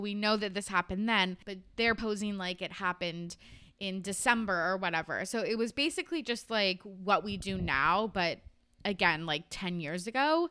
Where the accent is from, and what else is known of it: Canada